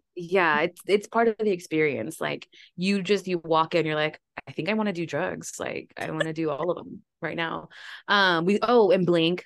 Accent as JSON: {"language": "English", "region": "Texas", "country": "United States", "said": "We're from Texas"}